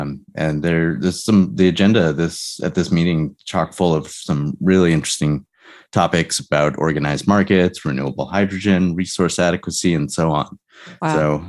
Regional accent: outside Boston, Massachusetts, United States; moved away; I grew up outside Boston, so it always kind of has a East Coast city vibe to it.

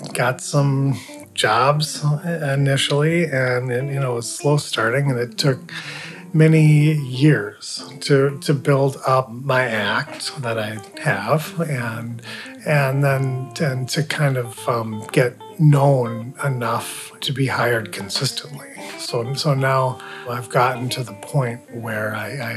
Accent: Rhode Island, United States; born or raised there; also born or lived in New York / St. Paul, Minnesota; now in Grand Portage, United States

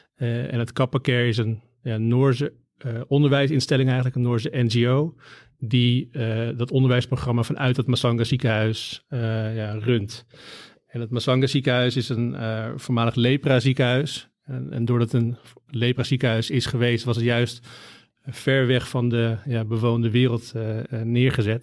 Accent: Amsterdam, North Holland, Netherlands; ben opgegroeid in Amsterdam, ben daar geboren

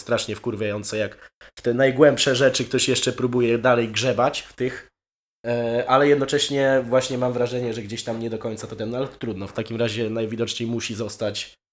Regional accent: Poland; moved away as an adult; now in Wrocław, Poland; Całe życie się wychowywałem na wsi

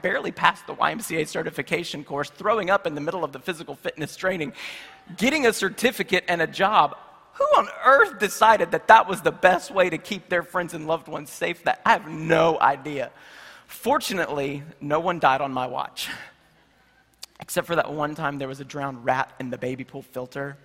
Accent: Charlotte, North Carolina, United States; in my hometown of Charlotte, North Carolina

